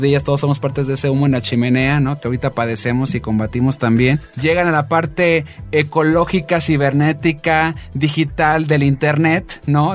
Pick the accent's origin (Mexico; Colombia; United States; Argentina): Mexico; nosotros como mexicanos